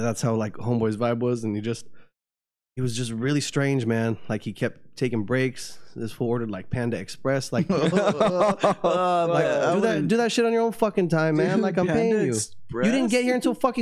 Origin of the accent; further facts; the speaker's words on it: Rancho Cucamonga, California, United States; I grew up in Rancho Cucamonga.